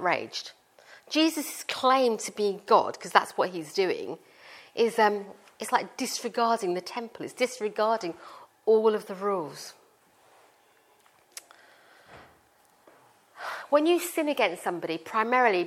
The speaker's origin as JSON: {"language": "English", "country": "India", "tie": "born or raised there", "said": "I am Indian and I was born in India and I was raised in a Sikh family. And I grew up as a Sikh"}